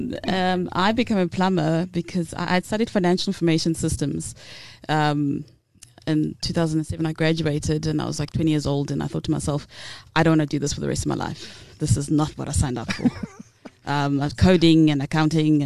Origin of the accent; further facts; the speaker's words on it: Butterworth, Eastern Cape, South Africa; I'm from the Transkei, from Butterworth